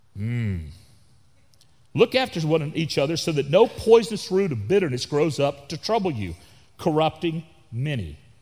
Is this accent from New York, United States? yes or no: no; Florida, United States; also born or lived in Texas / Canada; now in Wimberley, Texas, United States; where I grew up in Florida